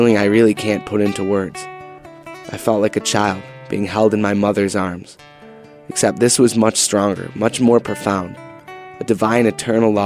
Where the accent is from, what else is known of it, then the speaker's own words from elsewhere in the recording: Buffalo, New York, United States; I grew up in Buffalo, New York